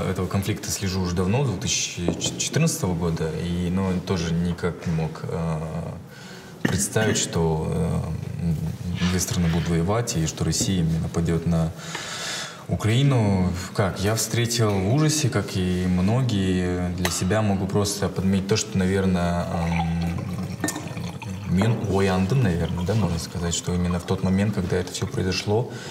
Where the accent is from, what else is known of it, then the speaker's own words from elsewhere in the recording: Karaganda, Karaganda Region, Kazakhstan; now in United States; я был русскоязычный, я вырос в Карагане, ну, я родился в Карагане. В целом у меня круг как бы русскоязычных казахов